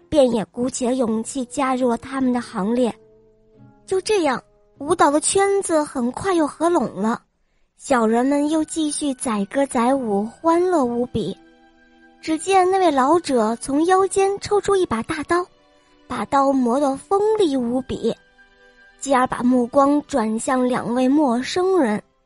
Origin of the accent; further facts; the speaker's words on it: Weifang, Shandong, China; 今年五岁了，我来自美丽的风筝都山东潍坊。